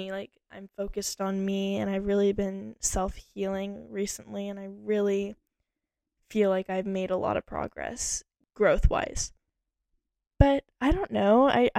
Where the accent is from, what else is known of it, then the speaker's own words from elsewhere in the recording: Texas, United States; also born or lived in Idaho; Okay, I was born in Austin, Texas. And I was raised all over Texas and a little bit in Idaho, I would say, in my child years